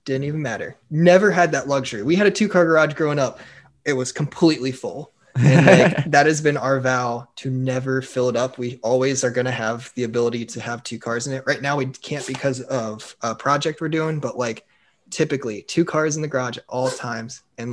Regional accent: Ohio, United States; moved away; growing up in Ohio

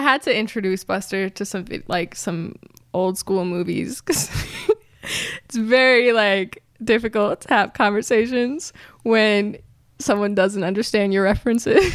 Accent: Philadelphia, Pennsylvania, United States; I actually am from Philly

